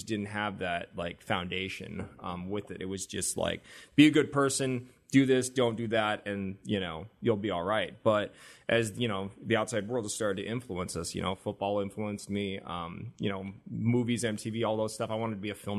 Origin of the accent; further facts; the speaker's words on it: South Korea; So explaining to people that I was like half Japanese, but I'm from Korea and I'm actually Korean, was really confusing to people. So eventually I just started not saying anything about my adoption.